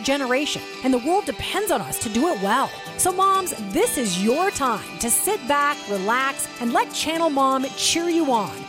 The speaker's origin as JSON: {"language": "English", "town": "Chicago", "region": "Illinois", "country": "United States", "tie": "born or raised there", "said": "I was born in Chicago"}